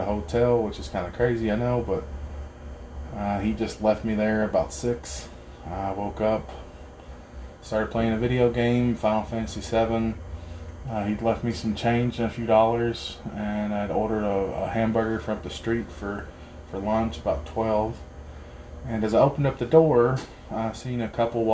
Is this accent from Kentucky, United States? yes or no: yes; Harlan County, Kentucky, United States; growing up in Harlan County